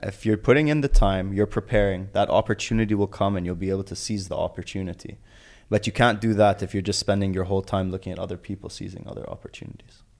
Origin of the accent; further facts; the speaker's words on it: Abu Dhabi, United Arab Emirates; growing up in Abu Dhabi, both my parents were entrepreneurs